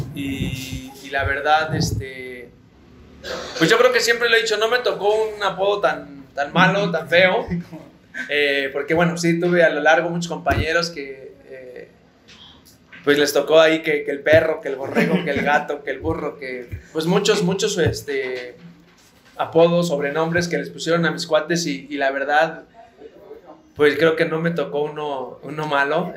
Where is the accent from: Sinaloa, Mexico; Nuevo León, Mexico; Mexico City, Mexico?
Mexico City, Mexico; yo soy de aquí de la Ciudad de, México, CDMX, eh, hoy en día, y y yo soy, eh, vivo aquí cerca del aeropuerto, aquí crecí